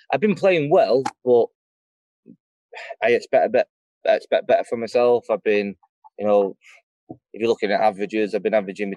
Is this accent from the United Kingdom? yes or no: yes; Stockport, North West England, United Kingdom; I'm from Stockport, we're bruisers